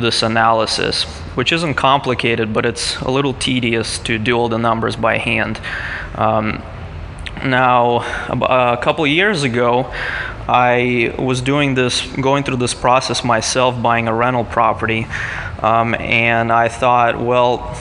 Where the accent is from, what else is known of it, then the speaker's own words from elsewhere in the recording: Moscow, Russia; now in San Diego, United States; I'm actually originally from Moscow, Russia